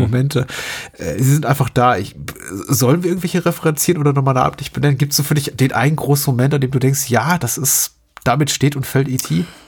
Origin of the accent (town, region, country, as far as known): Germany; born or raised there